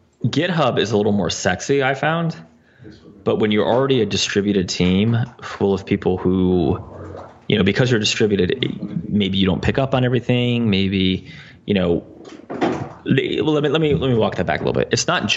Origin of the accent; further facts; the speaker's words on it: New Jersey, United States; accent: New Jersey; my New Jersey accent.